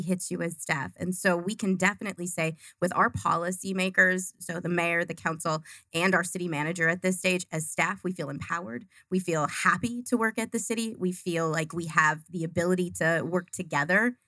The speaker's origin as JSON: {"language": "English", "town": "Duluth", "region": "Minnesota", "country": "United States", "also_born_or_lived": "Arizona", "moved": "as an adult", "lives_now": "Glendale, United States"}